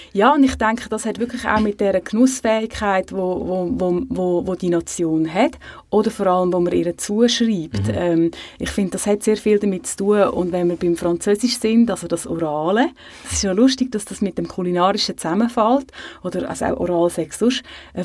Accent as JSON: {"language": "German", "country": "Switzerland"}